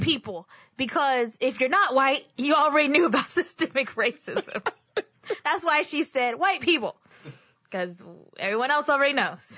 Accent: Texas, United States; I'm also a native Texan

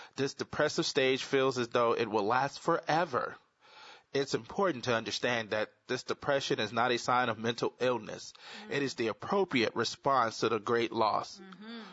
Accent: the South, United States; I'm from the South

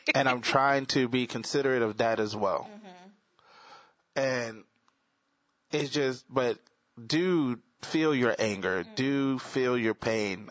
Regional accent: the South, United States; I'm from the South

